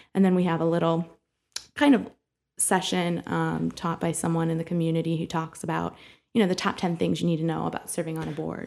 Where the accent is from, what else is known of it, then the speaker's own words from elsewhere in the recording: Bowling Green, Ohio, United States; now in Toledo, United States; I grew up in Bowling Green, Ohio